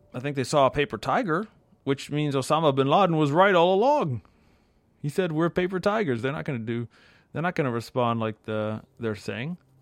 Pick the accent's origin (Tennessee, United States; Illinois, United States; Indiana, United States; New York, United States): New York, United States; New York area, United States; I grew up in the New York area